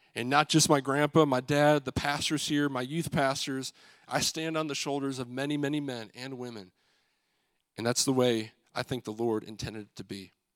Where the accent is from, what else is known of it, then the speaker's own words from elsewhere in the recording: Michigan, United States; moved away; We're all from Michigan